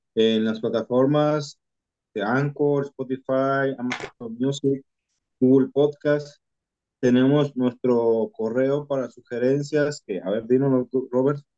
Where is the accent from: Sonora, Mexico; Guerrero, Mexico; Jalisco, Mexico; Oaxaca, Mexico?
Jalisco, Mexico; accent: Jalisco; los que hablamos cantados somos, somos los de Jalisco